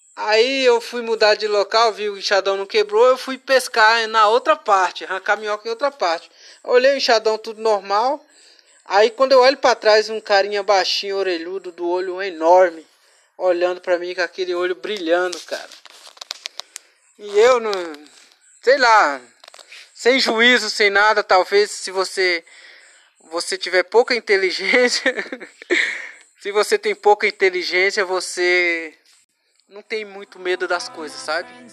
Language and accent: Portuguese; Rio Pretinho, Brazil; umas partes da minha infância, eu morava em Rio Pretinho